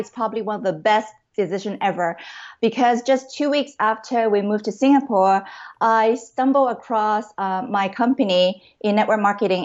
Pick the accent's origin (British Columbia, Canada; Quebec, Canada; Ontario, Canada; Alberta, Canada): British Columbia, Canada; Vancouver; moved away as an adult; also born or lived in Hong Kong / Seattle, United States; I was really born in Hong Kong. And I grew up in Canada, in Vancouver, the beautiful West Coast Vancouver.